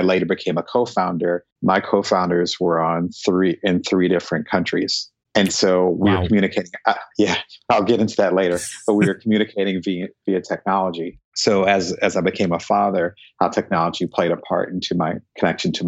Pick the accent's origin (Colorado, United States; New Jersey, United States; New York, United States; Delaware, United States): New Jersey, United States; also born or lived in Silicon Valley; now in Southern California, United States; I'm originally from New Jersey